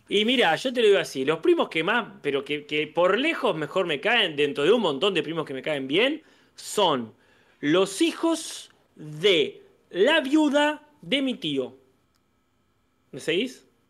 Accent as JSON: {"language": "Spanish", "country": "Argentina", "tie": "born or raised there", "said": "crecí en Argentina"}